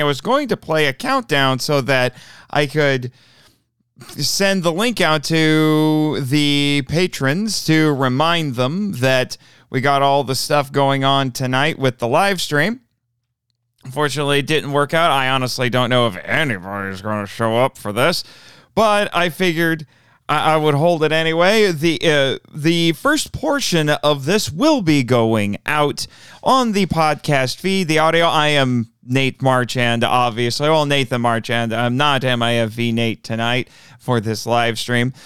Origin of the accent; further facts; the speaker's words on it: Indiana, United States; in Indianapolis, the state capitol, for my home state